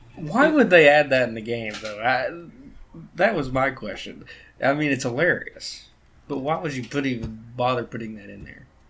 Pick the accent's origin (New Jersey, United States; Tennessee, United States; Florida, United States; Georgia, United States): Tennessee, United States; Loudon; also born or lived in Philadelphia, Tennessee; growing up in Loudon and Philadelphia